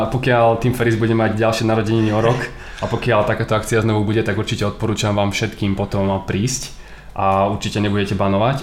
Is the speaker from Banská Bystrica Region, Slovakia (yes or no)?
no; Prievidza, Trenčín Region, Slovakia; my síce obidva pochádzame z Prievidze, ale momentálne sme v Bratislave